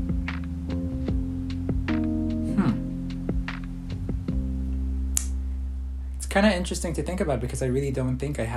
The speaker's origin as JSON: {"language": "English", "country": "Israel", "tie": "born or raised there", "said": "When I was younger, growing up in Israel"}